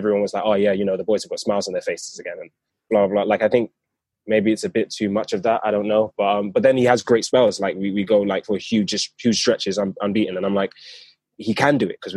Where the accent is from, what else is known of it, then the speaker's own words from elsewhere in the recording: London, United Kingdom; I live in London. I'm from South London.